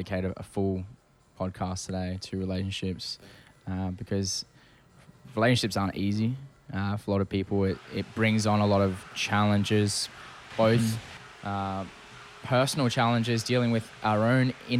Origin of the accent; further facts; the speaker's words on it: Perth, Western Australia, Australia; moved away as an adult; now in Toronto, Canada; I left my hometown of Perth